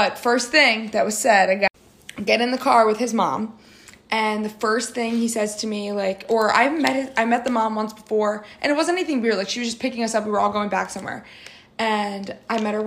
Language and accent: English; New Jersey, United States; we're from Jersey, but we're like 30 minutes apart